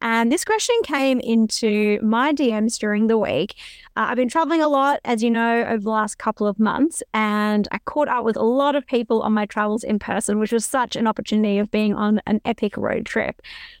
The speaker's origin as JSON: {"language": "English", "region": "Queensland", "country": "Australia", "tie": "born or raised there", "said": "It was hilarious watching him because I grew up in Queensland."}